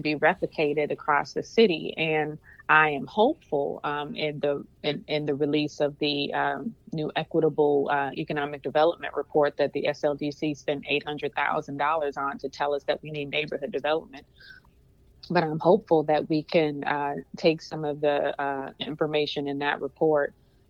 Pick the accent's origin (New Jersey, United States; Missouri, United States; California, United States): Missouri, United States; St. Louis; I was born and raised in North St. Louis